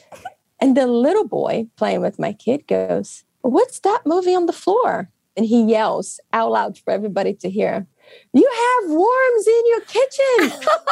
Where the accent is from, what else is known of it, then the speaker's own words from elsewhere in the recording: Brazil; English is a second language; now in United States; I come from Brazil. I've seen poverty in my life. I grew up with poverty all around me.